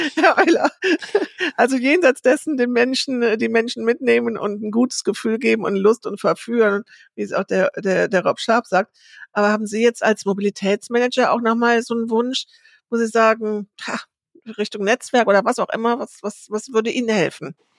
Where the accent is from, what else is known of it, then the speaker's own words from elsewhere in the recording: Bad Honnef, North Rhine-Westphalia, Germany; ich komme aus Bad Honnef